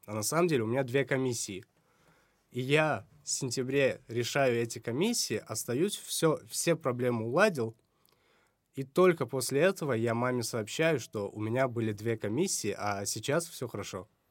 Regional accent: Samarkand, Samarqand Region, Uzbekistan; у себя в родном городе

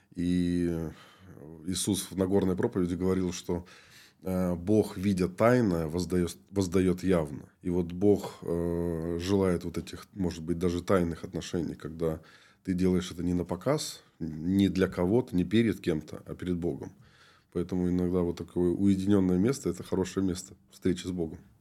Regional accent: Moldova; moved away as an adult; also born or lived in Chukotka; now in Yekaterinburg, Russia; я вообще родом из Молдовы, родился там, и когда мне было 20 лет, я уехал на миссию

